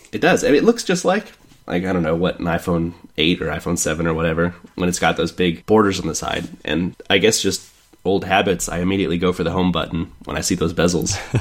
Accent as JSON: {"language": "English", "town": "Kansas City", "country": "United States", "moved": "yes", "said": "I'm from Kansas City originally"}